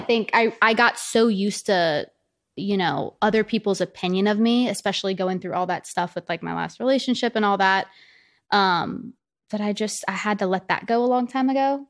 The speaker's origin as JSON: {"language": "English", "region": "the South", "country": "United States", "said": "especially being from where I'm from, like, I'm from the South"}